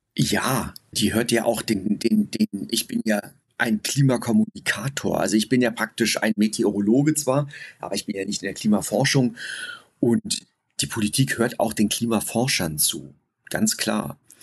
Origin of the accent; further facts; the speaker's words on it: Germany; ich selbst komme auch aus einem kleinen Städtchen umgeben von vielen Wäldern. Ich bin in diesen Wäldern groß geworden